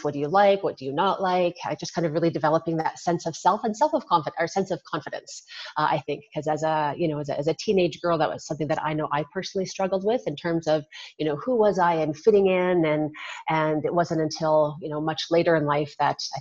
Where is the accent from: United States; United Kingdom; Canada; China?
Canada; Regina, Saskatchewan; I was born and raised in Regina, Saskatchewan